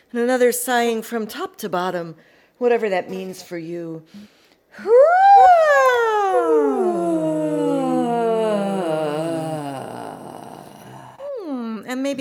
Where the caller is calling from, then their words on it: Sheffield, Yorkshire and the Humber, United Kingdom; I'm coming from Burngreave, which is an area in the middle of Sheffield in the UK.